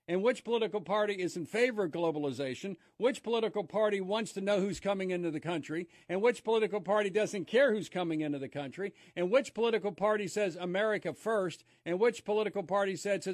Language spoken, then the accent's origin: English; Ohio, United States; In my home state of Ohio